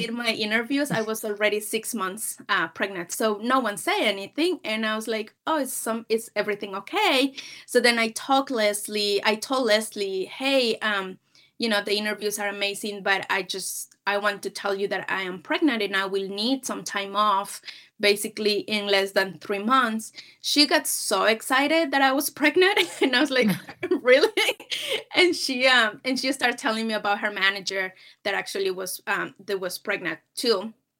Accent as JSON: {"language": "English", "country": "Peru", "tie": "born or raised there", "moved": "as an adult", "lives_now": "United States", "said": "I'm originally from Peru. I'm born and raised, um, in Peru"}